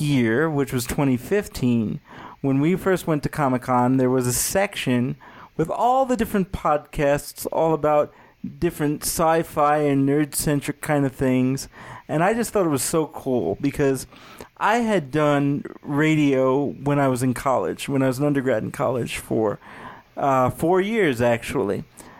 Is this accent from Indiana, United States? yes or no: no; New York, United States; because, you know, I'm from New York and I speak very fast.